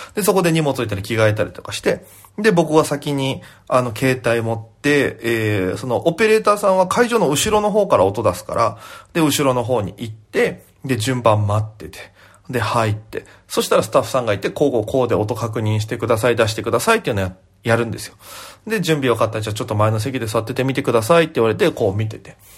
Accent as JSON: {"language": "Japanese", "region": "Okinawa", "country": "Japan", "moved": "yes", "lives_now": "Tokyo, Japan", "said": "大都会東京へ口先一つで乗り込んだ沖縄芸人"}